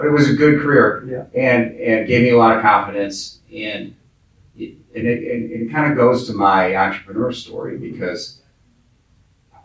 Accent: Dearborn, Michigan, United States; I grew up in Dearborn, Michigan, which is the headquarters of Ford Motor Company

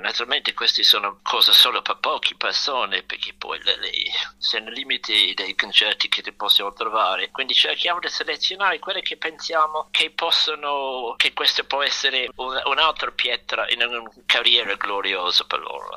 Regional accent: London, United Kingdom; Italian is a second language; moved away as an adult; also born or lived in Rome, Italy; da quando ero bambino piccolo a Londra andavo al Royal College of Music

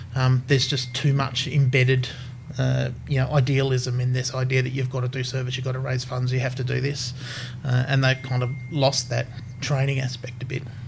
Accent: Brisbane, Queensland, Australia; I, I grew up here in Brisbane, uh, over in Newmarket

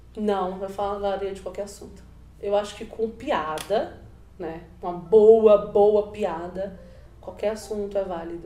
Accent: São Paulo, Brazil; also born or lived in Itabuna, Bahia (born); Eu sou de uma periferia de São Paulo

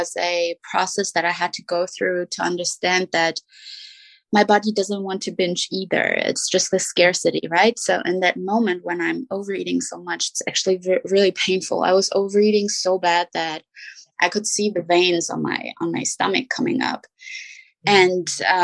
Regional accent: Germany; English is a second language; moved away; I'm from Germany. My husband is US American

